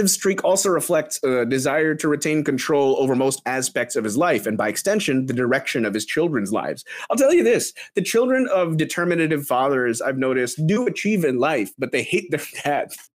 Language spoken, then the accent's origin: English; Philippines; you fools! I'm Filipino.